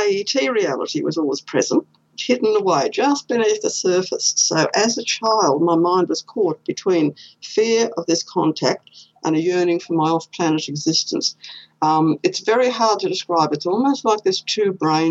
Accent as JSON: {"language": "English", "region": "Queensland", "country": "Australia", "tie": "born or raised there", "said": "I was born here in Queensland."}